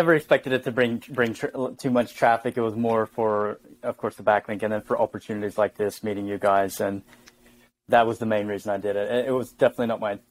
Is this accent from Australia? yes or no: yes; Jervis Bay, Jervis Bay Territory, Australia; moved away as an adult; now in Stockholm, Sweden; I live in Stockholm, Sweden, but I'm Australian. I'm originally from Jervis Bay, Australia. So I've lived in Sweden for 4 years now. Maybe the accent isn't too strong.